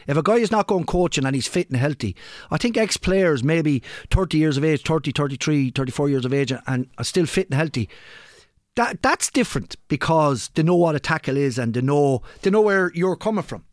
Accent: Ireland; we're Irish

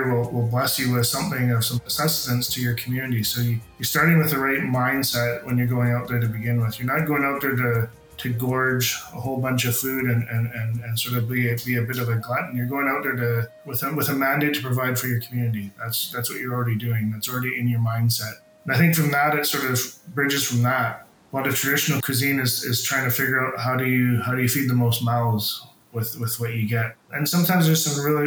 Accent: Huu-ay-aht First Nation, British Columbia, Canada; now in Lake Cowichan, Canada; I'm originally from Hupetchisit First Nation, but live, work, and play in Lake Houchin, Tsubasset

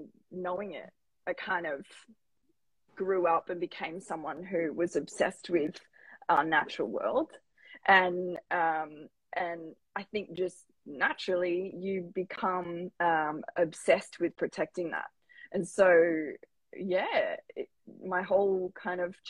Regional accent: Lismore, New South Wales, Australia; I grew up in Lismore, Northern Rivers, New South Wales

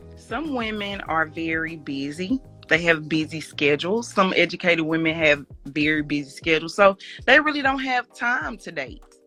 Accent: Mississippi, United States; from Mississippi

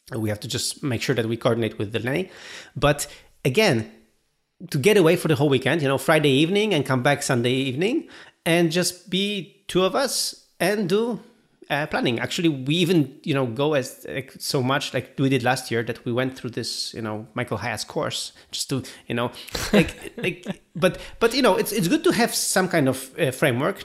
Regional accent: Gdynia, Pomeranian Voivodeship, Poland; my hometown of Gdynia

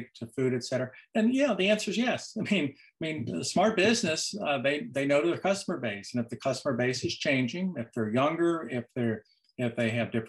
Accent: Cincinnati, Ohio, United States; that's where I'm from. I grew up in Cincinnati, and I grew up in the 50s and 60s there

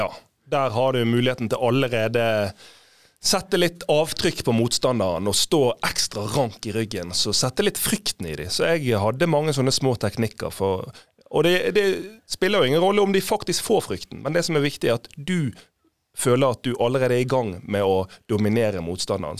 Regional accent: Fana, Vestland, Norway; vi var sånn små unger, husker jeg, hjemme i Fane

